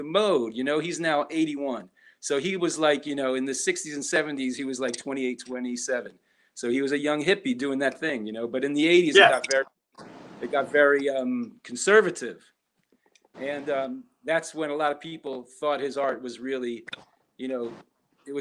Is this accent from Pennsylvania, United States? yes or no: yes; Philadelphia, Pennsylvania, United States; born and raised right here on South Street, Philadelphia